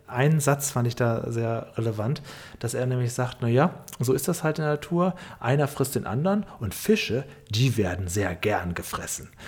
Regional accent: Northern Germany, Germany; ich komme ja auch aus Norddeutschland

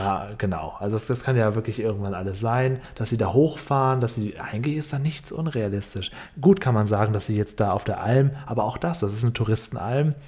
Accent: Northern Germany, Germany; also ich komme aus Norddeutschland

